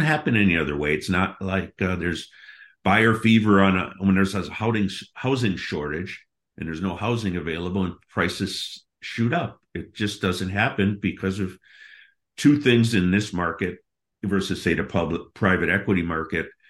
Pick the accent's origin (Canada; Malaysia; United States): United States; Milwaukee, Wisconsin; moved away as an adult; also born or lived in Seattle; I grew up in Milwaukee, Wisconsin, went to Marquette University.